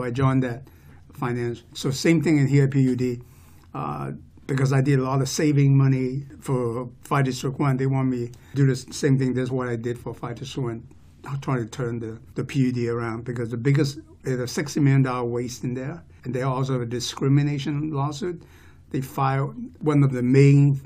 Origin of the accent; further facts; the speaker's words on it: Hong Kong; also born or lived in Oregon, United States / Bay Area, California, United States; now in Snohomish County, United States; I was born and raised in Hong Kong. My family immigrated here in 1972.